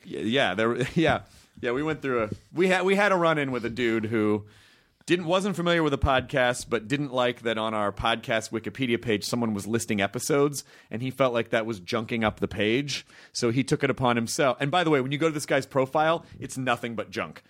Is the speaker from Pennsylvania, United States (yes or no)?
no; Memphis, Tennessee, United States; I'm from Memphis